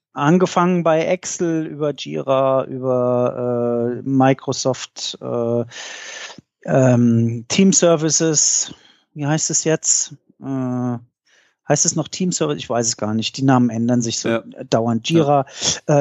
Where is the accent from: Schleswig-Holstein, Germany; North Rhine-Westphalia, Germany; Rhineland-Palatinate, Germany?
Rhineland-Palatinate, Germany; Mainz; bei uns in Mainz